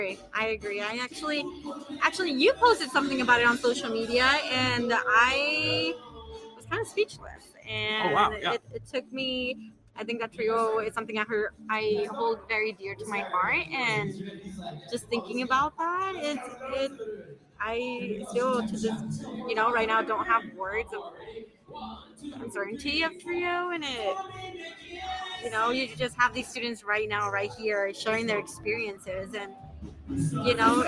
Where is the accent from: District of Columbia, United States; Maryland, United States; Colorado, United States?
Colorado, United States; Greeley; I am from Greeley.